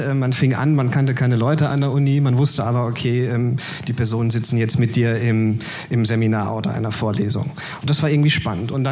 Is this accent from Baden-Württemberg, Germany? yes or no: no; Mülheim an der Ruhr, North Rhine-Westphalia, Germany; da bin ich dann also in meiner Heimatstadt Mülheim-Ruhr an die Partei herangetreten